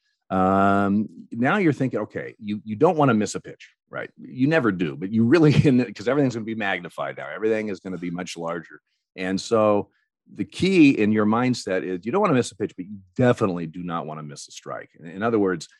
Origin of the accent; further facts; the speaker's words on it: Eugene, Oregon, United States; I grew up in Eugene, Oregon